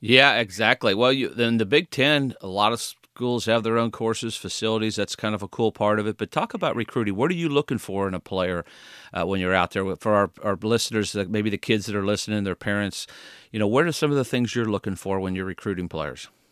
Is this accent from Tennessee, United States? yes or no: no; Indiana, United States; golf courses growing up in Indiana. I used to play those golf courses